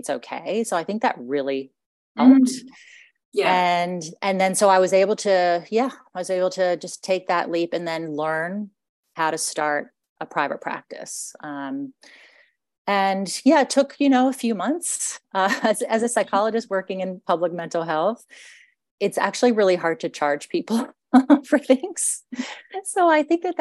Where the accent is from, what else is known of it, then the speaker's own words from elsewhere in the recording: United States; accent: American; moved away as an adult; now in Australia; I was originally grew up in the States, and I was educated in the States